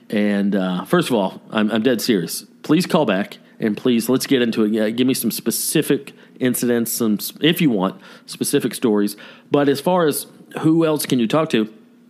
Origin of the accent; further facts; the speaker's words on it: Nashville, Tennessee, United States; born there; I was born in Nashville. I came out of my mama's tummy wearing a cowboy hat.